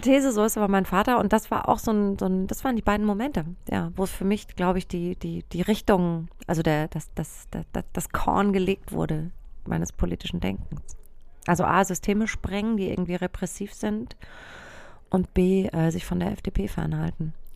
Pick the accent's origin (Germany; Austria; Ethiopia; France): Germany; ich bin in so einem kleinen Dorf aufgewachsen im Spessart.